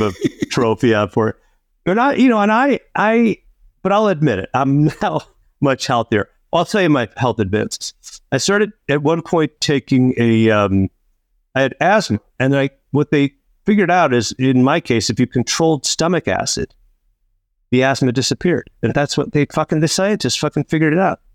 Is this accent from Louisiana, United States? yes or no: no; Chicago, Illinois, United States; now in California, United States; I'm from Chicago, and I like Chicago people to think of me as one of them